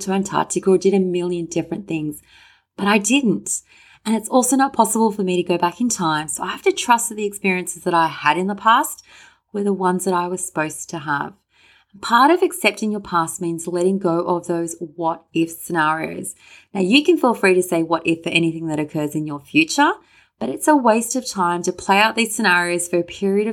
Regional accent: Sydney, New South Wales, Australia; me wishing that I was born in Hawaii rather than Sydney

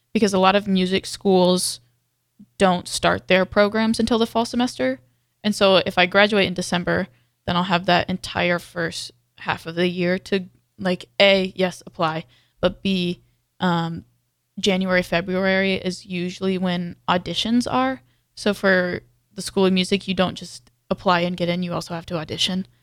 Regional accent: Texas, United States; moved away; I'm from Texas.

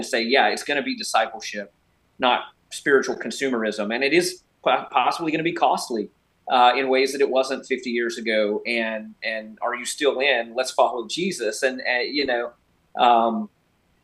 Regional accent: United States; as an American

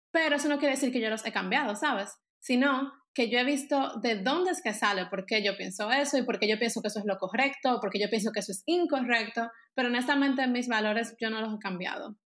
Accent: Germany; Spanish is a second language; Porque entonces es bien cómico que yo soy bien alemana

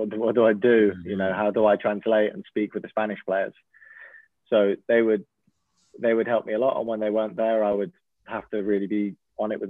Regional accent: England, United Kingdom; moved away as an adult; now in Oslo, Norway; I'm English

